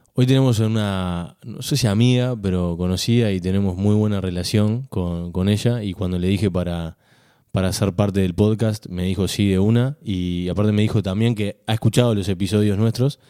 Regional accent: Uruguay; yo como uruguayo

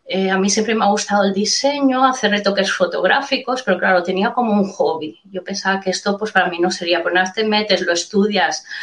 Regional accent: Mataró, Catalonia, Spain; Primero pensaba en buscar trabajo por Mataró, que es de donde soy.

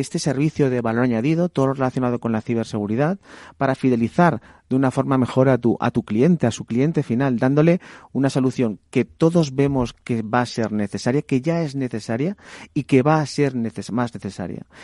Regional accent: Valencia, Valencian Community, Spain; mi ciudad de Valencia

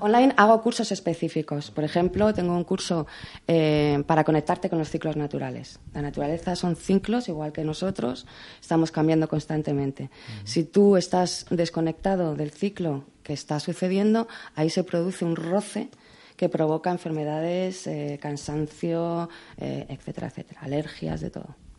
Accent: Spain; soy la primera española

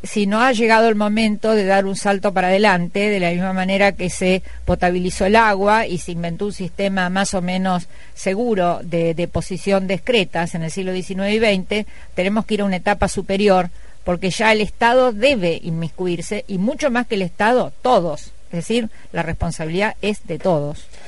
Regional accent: Cañada de Gómez, Santa Fe, Argentina; Yo vengo de una comunidad de Cañada de Gómez

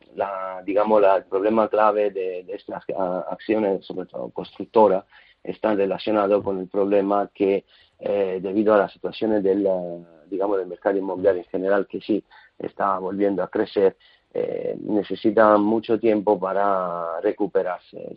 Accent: Italy; Spanish is a second language; siendo italiano

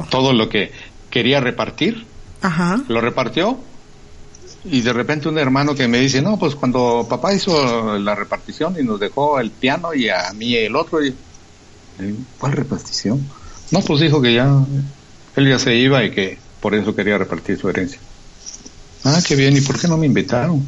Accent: Chiapas, Mexico; moved away; soy de Chiapas.

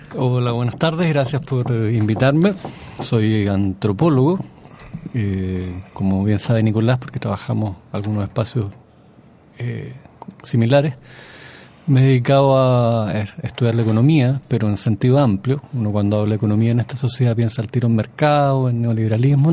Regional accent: Chile; como chileno

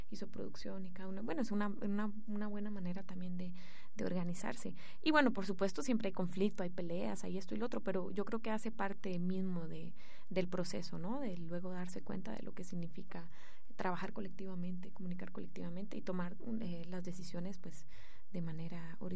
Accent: Guatemala; bueno, yo que vengo de Guatemala, o sea, realmente esto es un lujo, es un privilegio

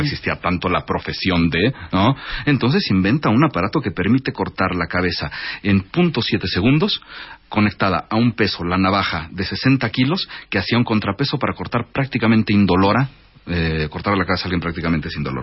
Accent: Mexico; also born or lived in Paris; Yo vengo de una familia árabe, de origen árabe. Yo soy primera generación mexicano.

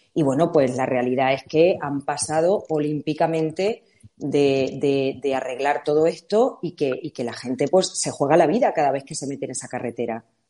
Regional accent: La Siberia, Extremadura, Spain; la Siberia extremeña, a pesar de que su nombre puede un poco eh, mandarnos a Rusia, no tenemos nada que ver, es verde, tiene mucha agua, somos la zona de Extremadura

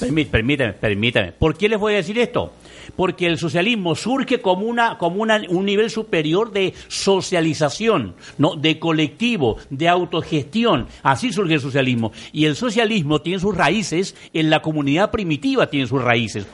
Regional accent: Mexico; nosotros los mexicanos ni siquiera, ni siquiera somos ciudadanos

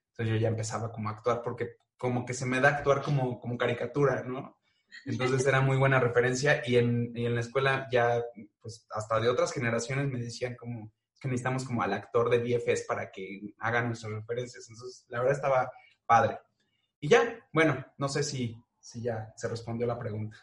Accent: Mexico; tenemos muchos los mexicanos

